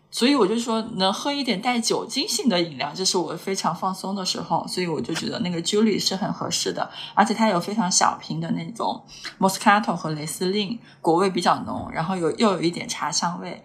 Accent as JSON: {"language": "Chinese", "region": "Hunan", "country": "China", "said": "虽然我是个湖南人"}